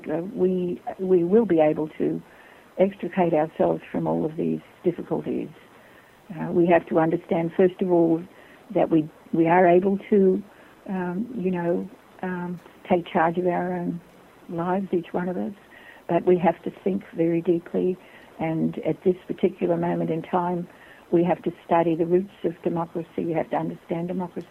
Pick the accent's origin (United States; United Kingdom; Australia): Australia; moved away as an adult; I was born in Australia